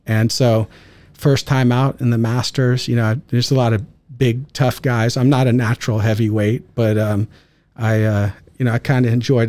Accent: California, United States; So I grew up in the San Francisco Bay Area

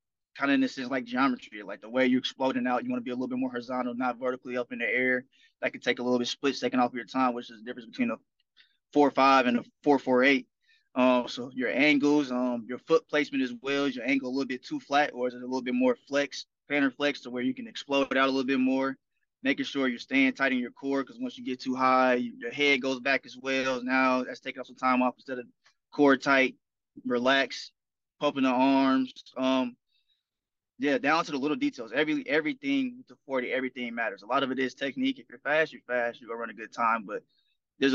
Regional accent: Indianapolis, Indiana, United States; moved away; And I'm back in my hometown. I'm from Indianapolis

